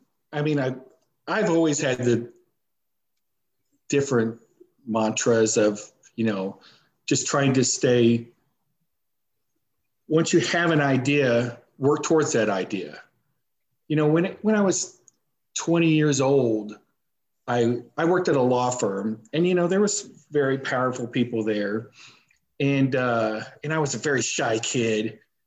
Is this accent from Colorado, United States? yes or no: no; Missouri, United States; Because I'm more of, you know, I'm from Missouri, you got to show me.